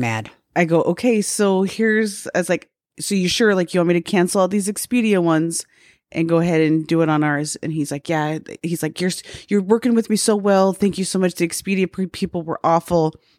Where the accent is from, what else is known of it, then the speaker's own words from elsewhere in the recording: Salt Lake City, Utah, United States; now in Phoenix, United States; I was from Salt Lake